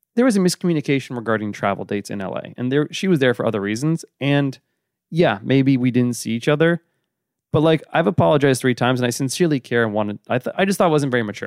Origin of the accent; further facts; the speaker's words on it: New York, United States; also born or lived in Boston; I'm from New York, but I briefly, my family lived briefly in Boston